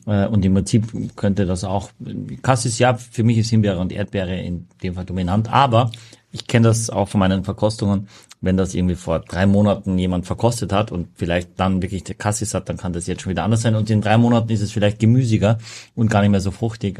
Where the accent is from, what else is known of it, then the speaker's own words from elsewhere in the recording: Austria; now in Germany; als Österreicher